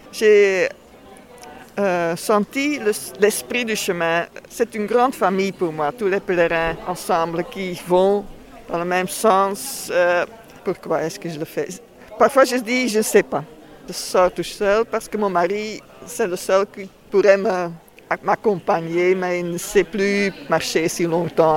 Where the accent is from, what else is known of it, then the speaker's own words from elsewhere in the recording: Leuven, Flanders, Belgium; French is a second language; je suis flamande même. Leuven, Louvain.